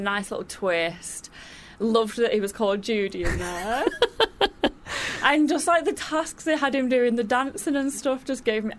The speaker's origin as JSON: {"language": "English", "town": "Manchester", "region": "North West England", "country": "United Kingdom", "tie": "born or raised there", "said": "Yeah, my hometown."}